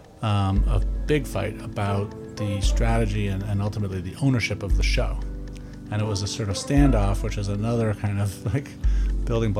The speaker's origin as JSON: {"language": "English", "town": "Newton", "region": "Massachusetts", "country": "United States", "tie": "born or raised there", "also_born_or_lived": "New York / Moscow, Russia", "said": "I grew up in Newton, Massachusetts, not that far away from here"}